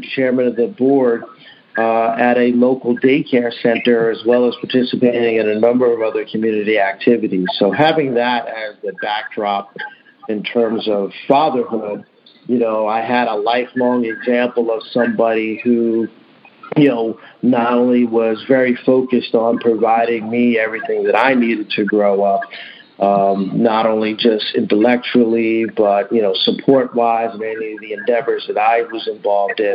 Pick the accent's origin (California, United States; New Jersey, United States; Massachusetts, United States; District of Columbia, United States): New Jersey, United States; Central; I grew up in Central New Jersey